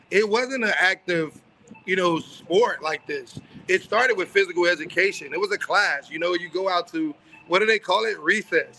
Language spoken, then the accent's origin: English; Miami, Florida, United States; Growing up in Miami and Dade County